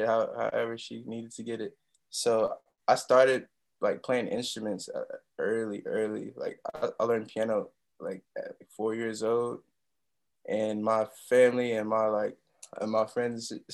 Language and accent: English; Peoria, Illinois, United States; also born or lived in Chicago, Illinois; now in New York, United States; I left Chicago when I was like 6, so most of my like Illinois experience is Peoria, Illinois